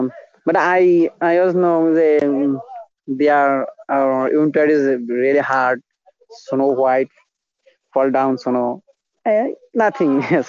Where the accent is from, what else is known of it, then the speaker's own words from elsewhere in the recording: Bangladesh; English is a second language; I'm not English man. I just tried to learn it. I'm a Bengali